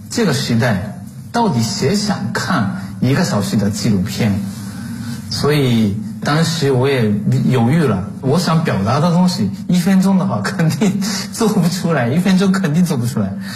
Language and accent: Chinese; Japan; moved away as an adult; now in Nanjing, China; 我也是作为一个日本人